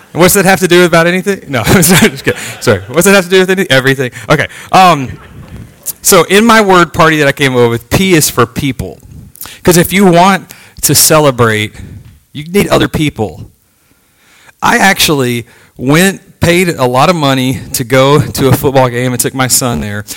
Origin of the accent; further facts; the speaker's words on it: Texas, United States; moved away as an adult; now in Virginia, United States; I'm from Texas